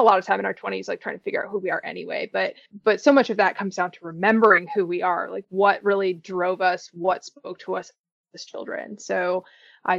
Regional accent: Pocono Mountains, Pennsylvania, United States; I grew up in the Pocono Mountains in Pennsylvania

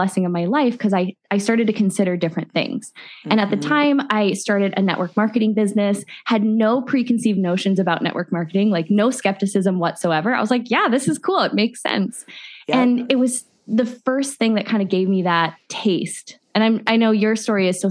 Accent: Midwest, United States; moved away as an adult; also born or lived in Phoenix; I grew up in the Midwest.

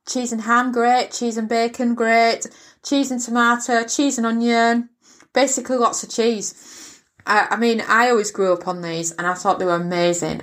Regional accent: England, United Kingdom; moved away; where I grew up in England

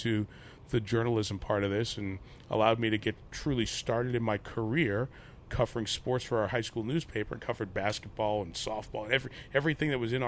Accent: New York City, New York, United States; Grew up in Queens, New York, not too far from Shea Stadium.

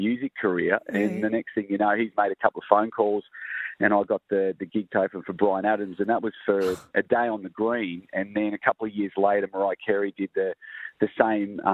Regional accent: Tasmania, Australia; now in Queensland, Australia; I grew up in Tassie, believe it or not, as a kid

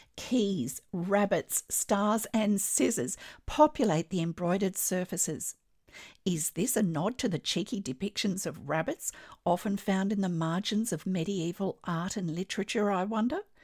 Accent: Australia; I'm an Australian textile artist

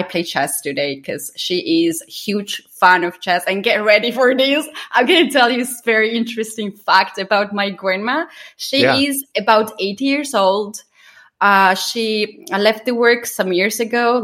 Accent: Georgia; English is a second language; I'm from Georgia

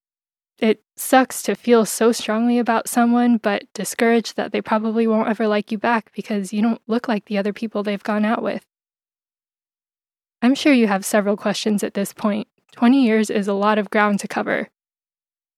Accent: San Diego, California, United States; I'm a Phil-Am filmmaker from San Diego, California

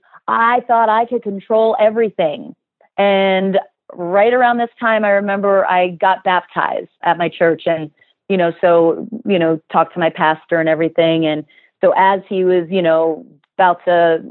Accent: South Florida, United States; moved away; also born or lived in New Jersey; And I grew up, we moved down to South Florida. I grew up there.

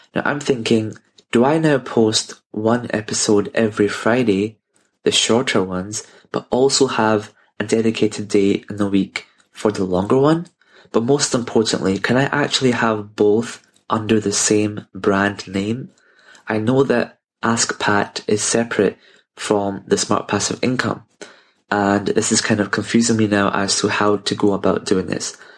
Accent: Glasgow, Scotland, United Kingdom; I'm from Glasgow here in the U K

